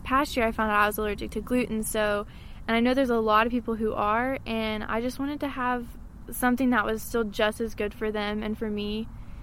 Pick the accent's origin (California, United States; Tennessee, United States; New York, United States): Tennessee, United States; Maryville; I was born and raised here in Merrillville